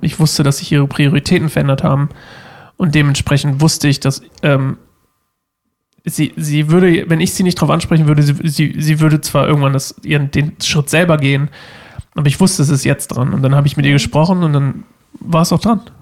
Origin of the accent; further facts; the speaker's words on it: Uelzen, Lower Saxony, Germany; moved away; ich komme aus Uelzen